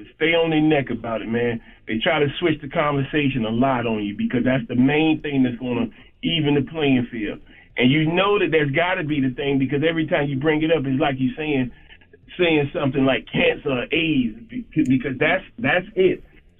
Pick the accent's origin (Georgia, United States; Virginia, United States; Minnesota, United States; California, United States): Georgia, United States; Savannah; Charlamagne, I'm from Savannah, man.